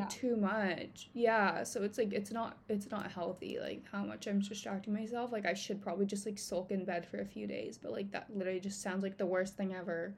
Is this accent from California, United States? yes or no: yes; Encinitas, California, United States; a place in Cardiff, which is in my hometown. And it's like really close to the water. It's an area that I grew up in.